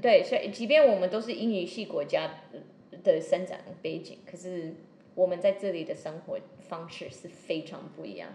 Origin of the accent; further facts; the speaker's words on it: Seattle, Washington, United States; Chinese is a second language; now in Taiwan; 我又是西雅图人